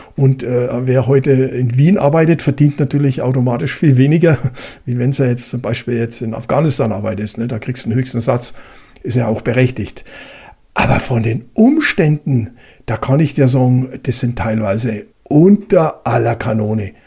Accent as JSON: {"language": "German", "country": "Germany", "said": "Bei uns in Deutschland"}